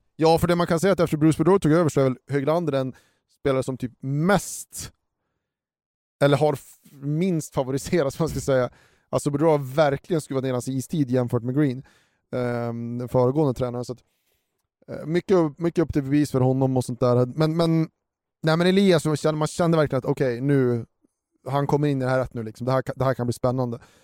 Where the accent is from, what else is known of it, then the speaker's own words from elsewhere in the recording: Sweden; oss som svenskar